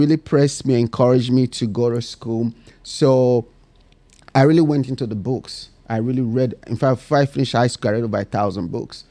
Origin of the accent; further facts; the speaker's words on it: Benin City, Edo, Nigeria; moved away; I was born and raised in Nigeria